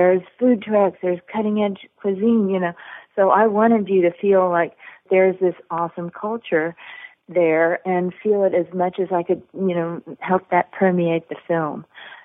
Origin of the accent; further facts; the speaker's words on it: Texas, United States; I grew up on the Mexican border of Texas.